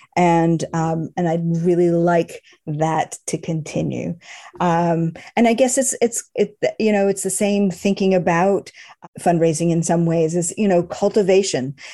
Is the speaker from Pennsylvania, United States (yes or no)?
no; Boston, Massachusetts, United States; moved away; I grew up in Boston